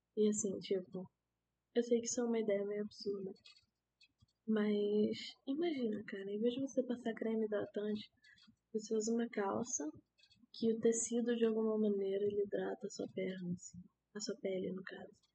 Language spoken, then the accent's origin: Portuguese; Manaus, Amazonas, Brazil; now in Rio de Janeiro, Brazil; eu sou de Manaus